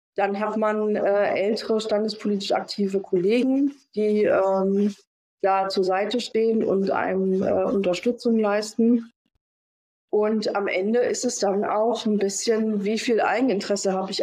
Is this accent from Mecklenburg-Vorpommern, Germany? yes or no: yes; Rostock, Mecklenburg-Vorpommern, Germany; also born or lived in Stuttgart; ich bin tatsächlich gebürtigerin äh, Rostockerin. Ja, ich komme von hier. War lange Zeit weg.